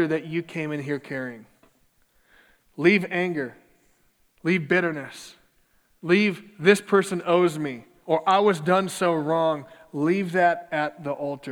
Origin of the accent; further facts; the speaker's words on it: Minneapolis, Minnesota, United States; my hometown of Minneapolis